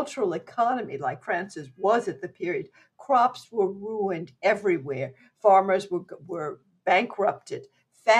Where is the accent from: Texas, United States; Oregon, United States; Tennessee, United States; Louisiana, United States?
Louisiana, United States; Opelousas; moved away; from Opelousas